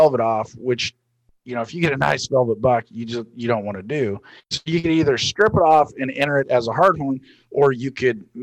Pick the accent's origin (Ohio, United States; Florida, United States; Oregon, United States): Oregon, United States; I'm from the West Coast out in Oregon